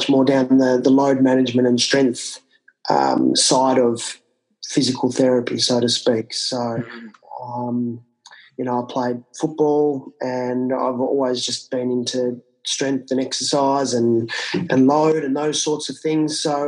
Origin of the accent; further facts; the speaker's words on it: country Victoria, Australia; also born or lived in Canberra; I grew up in country Victoria, which is outside of Melbourne in the southern part of Australia.